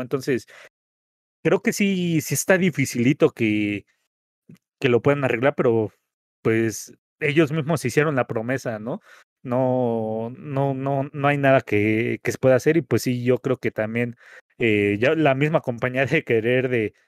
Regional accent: Mexico; como mexicanos

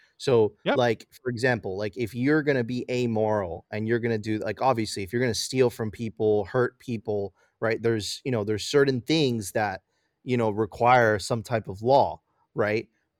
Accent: Miami, Florida, United States; Listen, I grew up in Miami, bro. Miami is one of the, like, it is like, there's a huge gay community there.

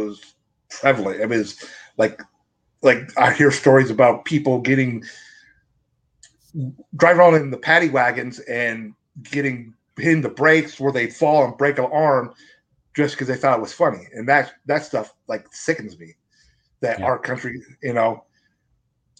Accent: Washington, United States; I come from my hometown. It has the biggest mobile home parks in the state of Washington

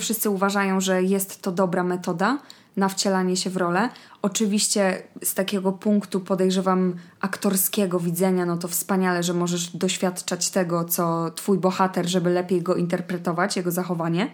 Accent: Poland; pochodzę z miasta, które jest pod granicą niemiecką

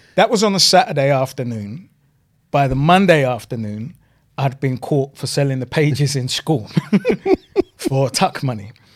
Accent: London, United Kingdom; also born or lived in Kennington, London; we moved from New Cross to my grandparents' house

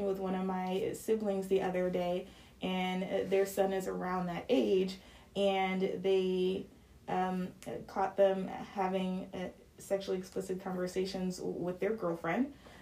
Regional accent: Atlanta, Georgia, United States; I'm from Atlanta

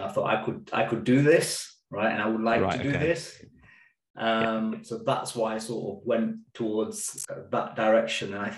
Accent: Leicester, East Midlands, United Kingdom; also born or lived in Birmingham; I was 4 years old when we sort of moved to Leicester

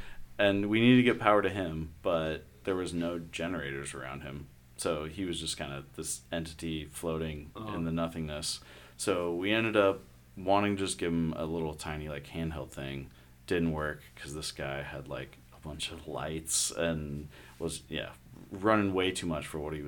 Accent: St. Louis, Missouri, United States; I'm from St. Louis.

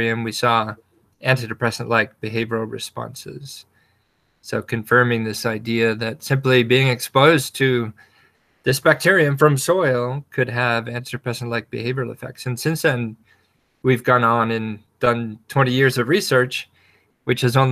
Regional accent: Wyoming, United States; also born or lived in Jackson Hole, Wyoming / western Nebraska; I grew up surrounded by nature. I grew up in Wyoming

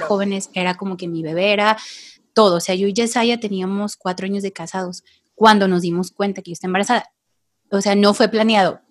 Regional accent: Tepic, Nayarit, Mexico; vivo aquí en Tepic, Nayarit. Yo soy de aquí

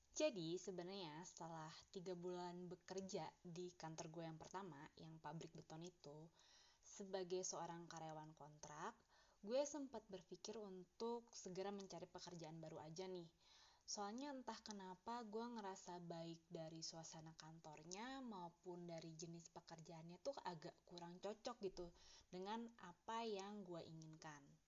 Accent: Bandung, West Java, Indonesia; moved away as an adult; now in Jakarta, Indonesia; dari gue lahir sampai gue lulus kuliah masa gue masih tinggal di kota Bandung

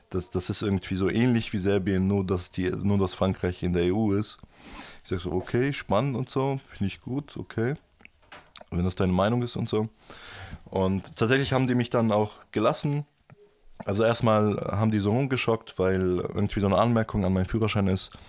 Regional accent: Germany; aber natürlich Deutschland ist meine Heimat und ich möchte natürlich in Deutschland leben.

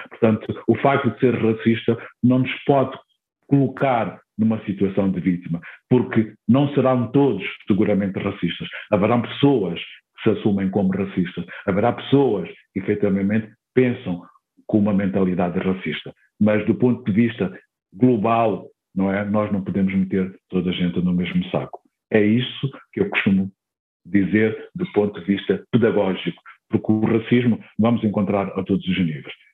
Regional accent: Mozambique; accent: Mozambican; provavelmente, se calhar, tenha perdido o tal sotaque moçambicano, mas ele cá está. A minha forma de falar, a minha forma de escrever, a minha forma de pensar, a minha forma de me relacionar, vai estar sempre eh, condicionada, no bom sentido, com aquilo que eu sou como moçambicano.

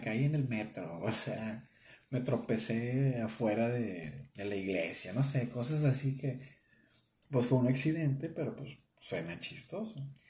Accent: northern Mexico, Mexico; accent: norteño; nuestro acento pues, es muy norteño de acá de, de México

